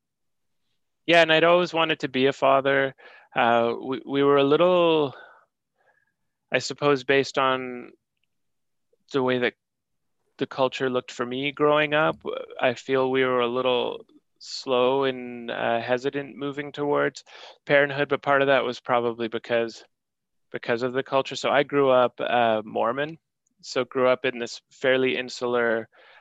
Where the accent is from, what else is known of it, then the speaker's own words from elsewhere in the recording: Canada; as a Canadian citizen